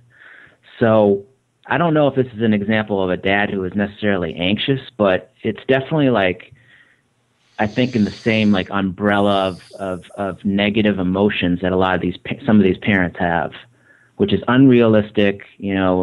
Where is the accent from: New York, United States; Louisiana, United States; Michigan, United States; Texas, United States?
Michigan, United States; also born or lived in Boston area; now in Boston, United States; I was raised in Michigan. It's different than New England, and I'm out of the Boston area